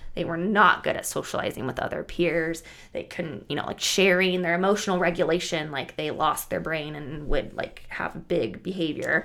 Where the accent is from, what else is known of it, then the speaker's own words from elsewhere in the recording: Bertrand, Nebraska, United States; I was born and raised in Bertrand, Nebraska, which is a really tiny town, about 700 people, 800 people